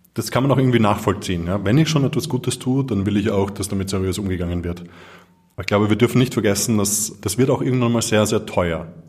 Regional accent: Vienna, Austria; ich bin in Wien geboren und aufgewachsen.

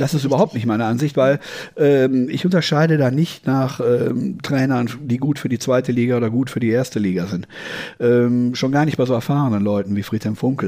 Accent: Düsseldorf, North Rhine-Westphalia, Germany; in meiner Heimatstadt, die Düsseldorf ja ist

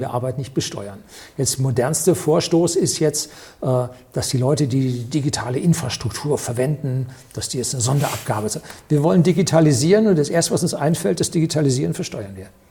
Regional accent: Germany; wir als Deutsche

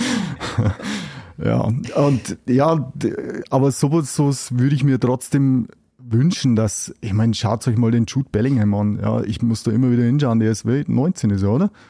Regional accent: Germany; bei uns in Deutschland

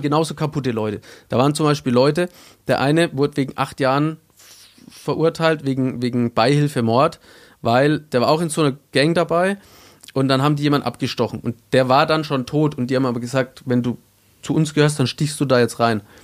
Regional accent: Bavaria, Germany; ich komme aus Bayern

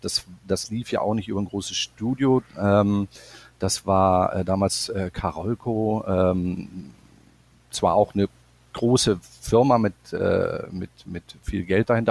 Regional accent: Bremerhaven, Bremen, Germany; moved away as an adult; also born or lived in Stuttgart / Los Angeles; bei uns in meiner Heimatstadt Bremerhaven

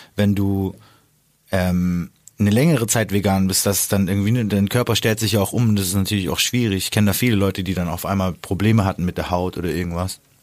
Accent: the South, Southern Germany, Germany; moved away; Süden, also da wo ich herkomme, ist ja auch äh, katholisch.

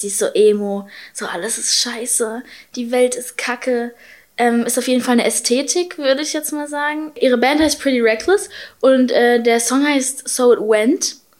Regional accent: Berlin, Germany; Ich bin zwar halb Ami, halb Deutsch, aber ich bin halt in Berlin geboren

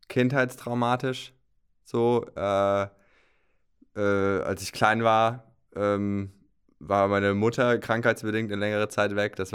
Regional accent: Rhön, Germany; ich muss dazu sagen, ich stamme aus der Rhön.

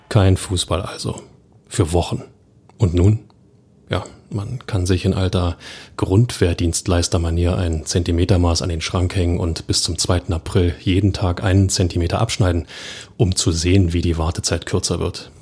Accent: Berlin, Germany; als Berliner

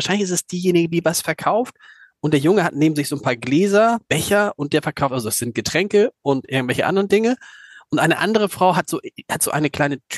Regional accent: Hamburg, Germany; Also ich, man ist ja so als Hamburger Alexander, ich weiß gar nicht, wie dir das geht

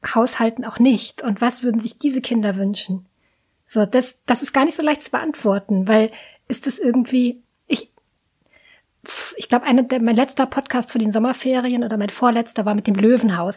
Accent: near the Heide Park, Lower Saxony, Germany; first language German; ich bin in der Nähe aufgewachsen

